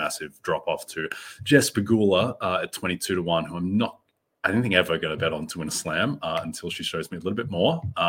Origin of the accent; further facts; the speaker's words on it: Melbourne, Victoria, Australia; In my hometown of Melbourne, I used to love the Aussie Open as a kid